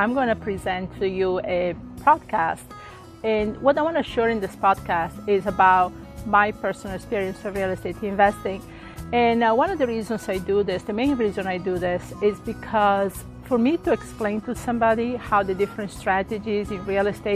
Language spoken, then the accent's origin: English; Italy; moved away as an adult; also born or lived in Hawaii / Midwest; now in Florida, United States; originally I came from Italy in 1985, and actually I was married to somebody in the army, and we got stationed in Hawaii